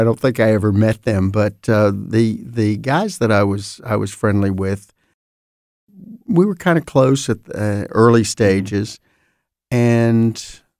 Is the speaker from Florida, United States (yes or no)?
yes; Fort Pierce, Florida, United States; I grew up in Fort Pierce, Florida, fairly small Jewish community, but a significant presence in the community. I was visible or attended the Jewish temple, Bethel, there for many, many years.